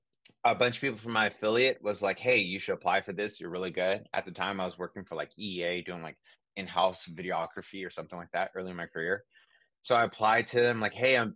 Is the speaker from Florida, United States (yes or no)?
no; San Francisco, California, United States; I'm from San Francisco, Bay Area